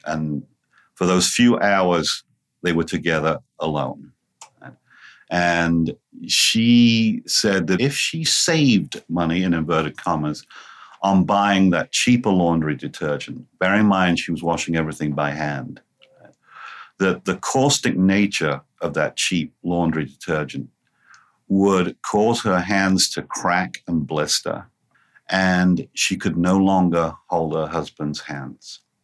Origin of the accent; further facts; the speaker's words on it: England, United Kingdom; moved away as an adult; now in Cincinnati, United States; I'm about three and a half thousand miles away from my original home which of course was in England. I actually came to the United States during the 1990s